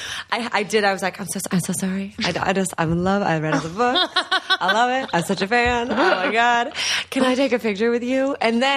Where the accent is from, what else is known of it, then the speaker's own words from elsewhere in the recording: the Bay Area, California, United States; I'm from the Bay Area